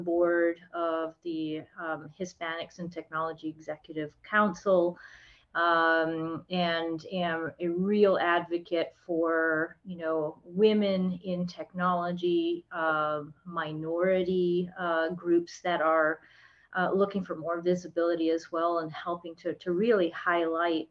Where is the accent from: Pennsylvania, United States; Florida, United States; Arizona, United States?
Florida, United States; South; also born or lived in Texas; now in Orlando, United States; I grew up in South Florida.